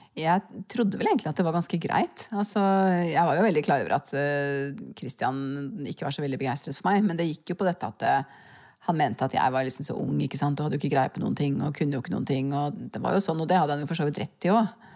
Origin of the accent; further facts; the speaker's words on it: Norway; jeg kan egentlig ikke huske noe øyeblikk av lykke og harmoni fra barndommen i Svaleveien.